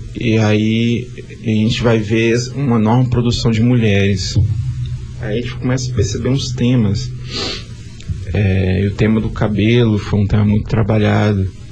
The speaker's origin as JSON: {"language": "Portuguese", "town": "Vila Velha", "region": "Espírito Santo", "country": "Brazil", "tie": "born or raised there", "said": "Sou aqui mesmo, de Vila Velha"}